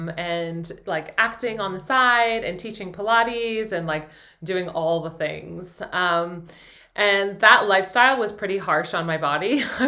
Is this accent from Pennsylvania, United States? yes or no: yes; Philadelphia, Pennsylvania, United States; also born or lived in New York, United States / London, United Kingdom; I'm from New York originally. I was born there and then grew up in London and then Philadelphia.